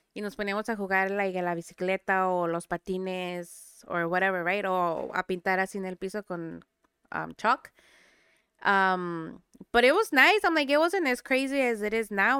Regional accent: Santiago, Mexico; moved away; yo nací en Santiago, pero soy de el mejor rancho del mundo.

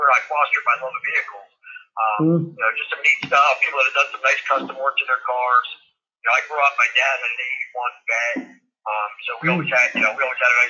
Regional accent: Toms River, New Jersey, United States; I grew up right by Long Beach Island, Tom's River, New Jersey

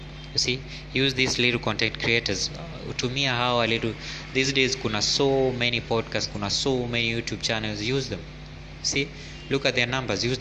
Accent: Kenya; as Kenyan creatives

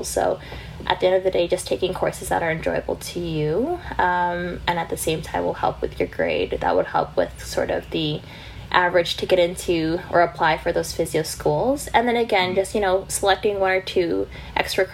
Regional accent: Vancouver, British Columbia, Canada; now in London, United Kingdom; I actually flew back to Vancouver from March onwards. So I was actually home from March to end of August of last year

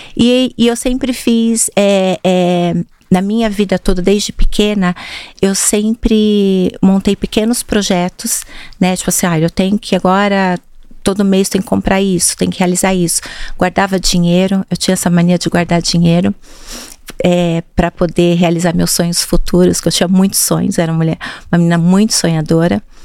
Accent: Jundiaí, São Paulo, Brazil; moved away as an adult; now in São Paulo, Brazil; Eu sou de Jundiaí

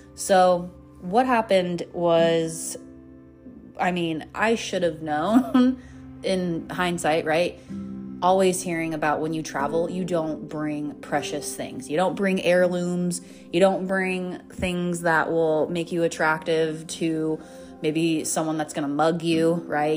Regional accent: Golden, Colorado, United States; moved away; my old self in my hometown

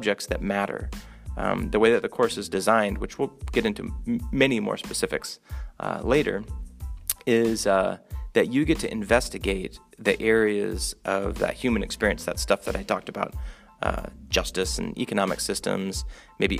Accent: Omaha, Nebraska, United States; moved away; also born or lived in Minnesota / Arkansas / Honduras; I was born in Omaha, Nebraska

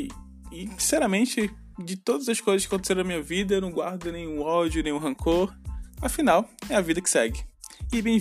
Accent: Ananindeua, Pará, Brazil; accent: Pará chiado; now in Florianópolis, Brazil; Eu, por exemplo, sou natural de Ananindeua, que fica ali na Grande Belém, no Pará. Sim, gente, eu sou paraense. Talvez vocês tenham percebido um pouco com relação ao meu chiado.

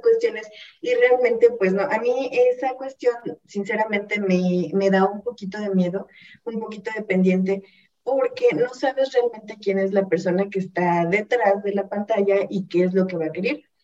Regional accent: Hidalgo, Mexico; yo soy del estado de Hidalgo

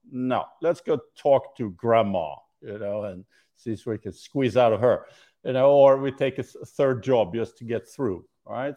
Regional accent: Sweden; moved away; I'm from Sweden

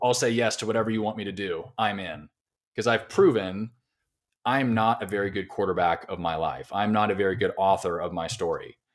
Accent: Southern California, United States; moved away as an adult; now in Nashville, United States; I'm originally from Southern California. I moved to Nashville about five and a half years ago

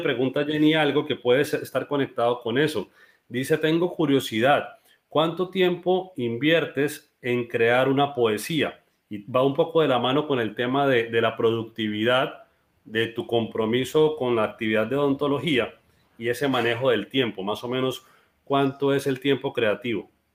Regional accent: Colombia; now in Cúcuta, Colombia

